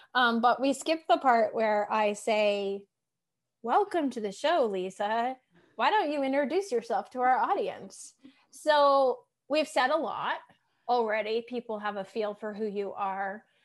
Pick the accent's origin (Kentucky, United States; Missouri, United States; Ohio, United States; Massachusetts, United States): Massachusetts, United States; I'm from Massachusetts